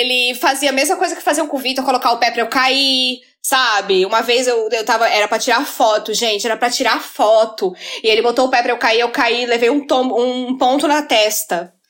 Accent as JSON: {"language": "Portuguese", "town": "Florianópolis", "region": "Santa Catarina", "country": "Brazil", "said": "eu sou de Florianópolis"}